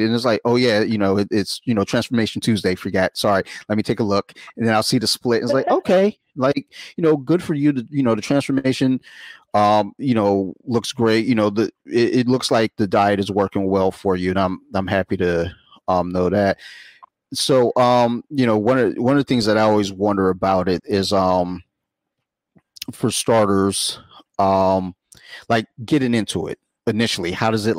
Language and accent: English; Columbia, Maryland, United States; I'm from Howard County. Like, or, you know, the most part, you know, Columbia.